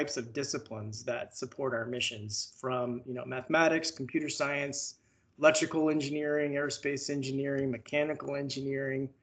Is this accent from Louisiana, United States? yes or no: yes; Baton Rouge, Louisiana, United States; moved away as an adult; I grew up in Baton Rouge, and so it's been part of my life, you know, ever since I was a kid.